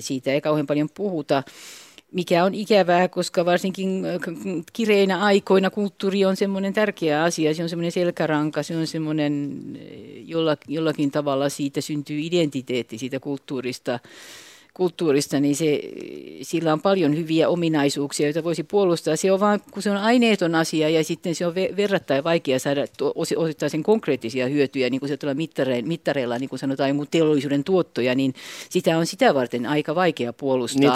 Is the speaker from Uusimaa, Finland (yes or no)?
yes; Espoo, Uusimaa, Finland; now in Vantaa, Finland; mä oon vantaalainen, mutta mä oon tosiaan Tapiolasta kotoisin synty, syntyjäni niin sieltä